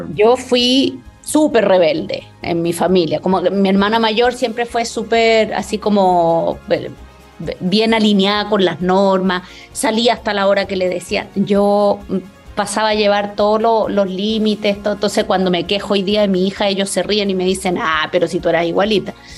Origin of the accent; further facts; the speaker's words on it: Chile; moved away as an adult; now in Mexico; Crecí, yo viví en Chile hasta que me vine hace 10 años